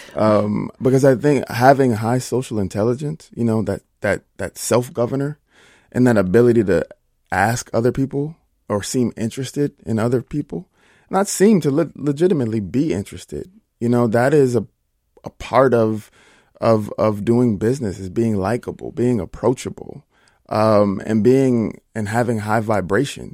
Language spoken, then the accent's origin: English; Minnesota, United States; I am a Minnesota boy